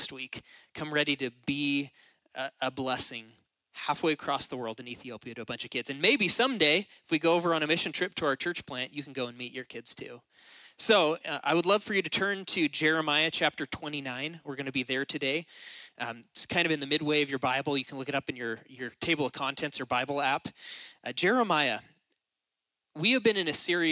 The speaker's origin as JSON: {"language": "English", "country": "United States", "said": "we are American."}